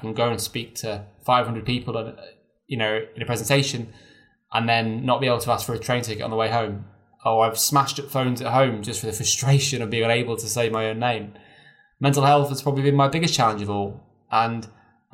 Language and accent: English; near Chester, North West England, United Kingdom; I was brought up near Chester.